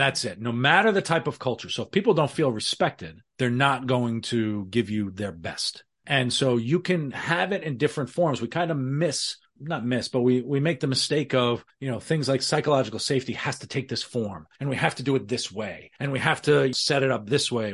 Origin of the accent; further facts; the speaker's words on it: New York City, New York, United States; my Irish background in the Bronx